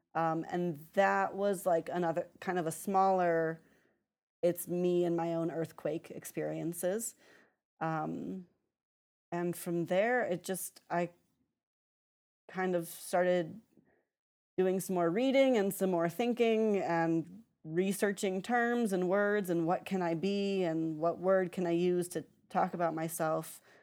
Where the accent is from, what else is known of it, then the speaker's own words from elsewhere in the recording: just outside of Chicago, Illinois, United States; I grew up just outside of Chicago